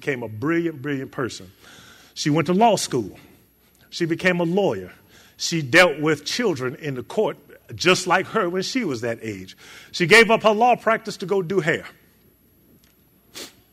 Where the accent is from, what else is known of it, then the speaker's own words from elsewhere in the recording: Chicago, Illinois, United States; moved away; Chicago, my hometown